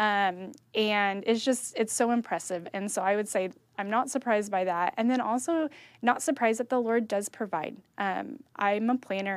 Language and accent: English; Kerman, California, United States; I grew up in Kerman.